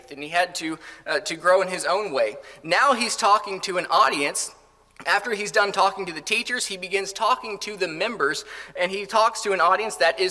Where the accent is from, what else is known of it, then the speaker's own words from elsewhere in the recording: Colorado, United States; moved away; I grew up in Colorado for the most part